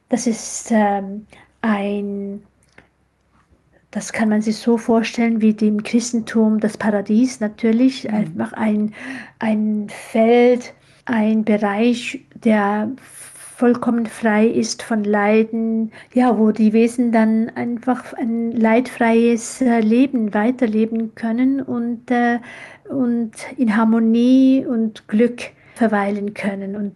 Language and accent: German; Switzerland; ja, ich bin in der Schweiz aufgewachsen. Ich äh, habe auch die Schweiz als meine zweite Heimat lieb gewonnen.